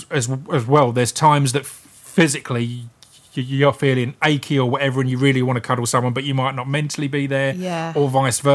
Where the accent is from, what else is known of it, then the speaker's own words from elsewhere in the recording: United Kingdom; we're British